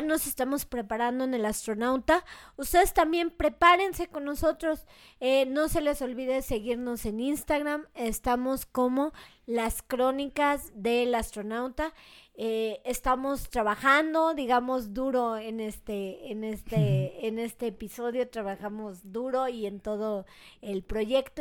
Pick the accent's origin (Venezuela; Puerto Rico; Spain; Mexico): Mexico; yo también como mexicana, o sea, crecí, por ejemplo, pues con todo eso, ¿no? Desde niña iba a la feria del alfeñique